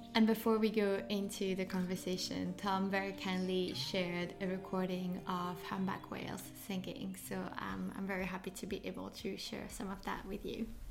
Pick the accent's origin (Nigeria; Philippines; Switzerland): Switzerland; French part of Switzerland, Romandy; born or raised there; now in London, United Kingdom